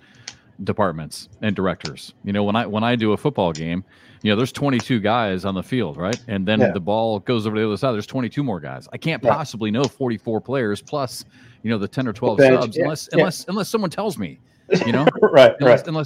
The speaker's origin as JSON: {"language": "English", "region": "Midwest", "country": "United States"}